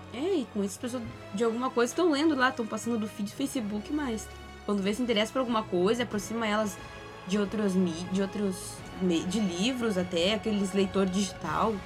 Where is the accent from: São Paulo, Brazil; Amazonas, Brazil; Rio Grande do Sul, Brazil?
Rio Grande do Sul, Brazil; Pelotas; Pelotas, a cidade onde eu cresci